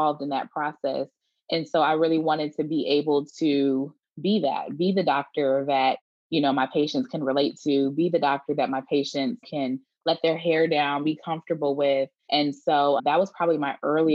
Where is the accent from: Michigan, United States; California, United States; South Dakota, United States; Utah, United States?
Michigan, United States; Detroit; now in Houston, United States; I am from Detroit, Michigan, and moved out to the suburbs when I got a little bit older, going into elementary school, but still in the Metro Detroit area